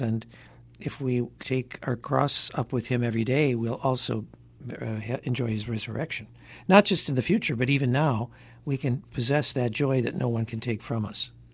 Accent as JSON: {"language": "English", "town": "Detroit", "region": "Michigan", "country": "United States", "tie": "born or raised there", "moved": "yes", "lives_now": "Hartford, United States", "said": "when I was a kid growing up in Detroit"}